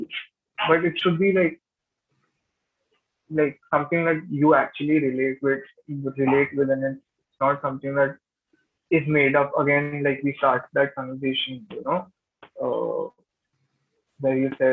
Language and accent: English; Gurgaon, Haryana, India; I'm from Gurgaon